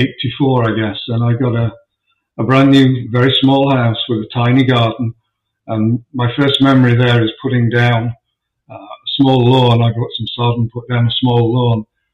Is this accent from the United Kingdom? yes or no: yes; Sheffield, Yorkshire and the Humber, United Kingdom; moved away as an adult; also born or lived in Dorking, Surrey; now in Exton, United States; Okay, well, I was born and raised in Sheffield in Yorkshire in the north of England. I lived there until I was 35 years old